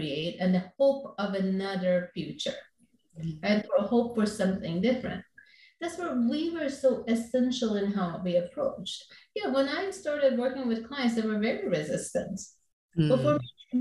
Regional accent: Iran; moved away as an adult; now in Orange County, California, United States; growing up in Iran, I was born in Iran and then came here when I was 20 years old.

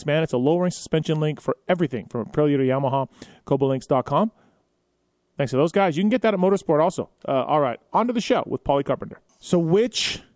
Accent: Canada; I'm Canadian

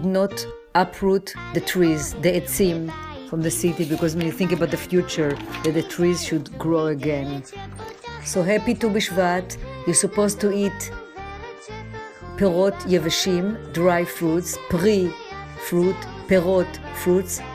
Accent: Jerusalem, Jerusalem District, Israel; also born or lived in New York City; now in New York, United States; I was born in Jerusalem, and when I moved to New York

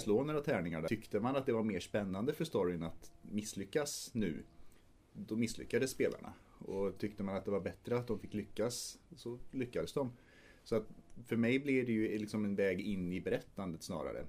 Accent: Trollhättan, Västra Götaland, Sweden; vi spelade en del rollspel på högstadiet och gymnasiet framförallt eh, hemma i Trollhättan

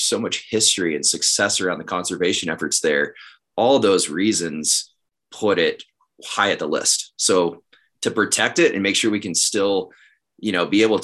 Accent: Northeast Texas, United States; also born or lived in Dallas area; now in Bozeman, United States; growing up in Northeast Texas

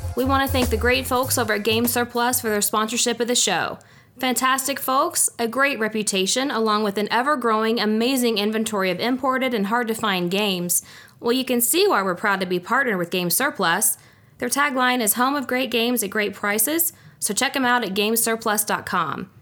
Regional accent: United States; being American

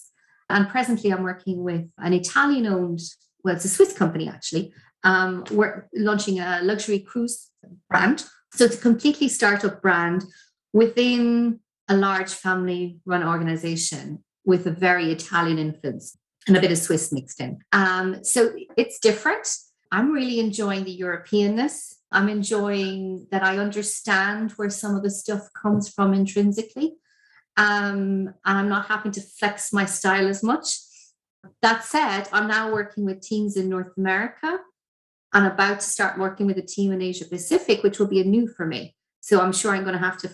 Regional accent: Ireland; As Irish people

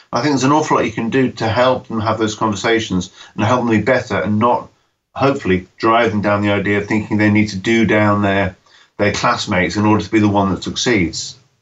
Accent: United Kingdom; when I grew up in Britain in the 1970s

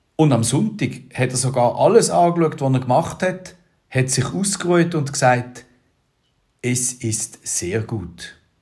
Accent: Switzerland; meine Heimat

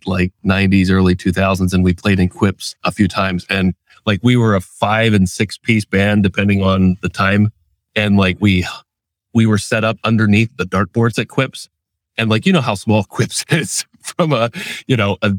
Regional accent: Pennsylvania, United States; also born or lived in Washington State; they came back to Pennsylvania

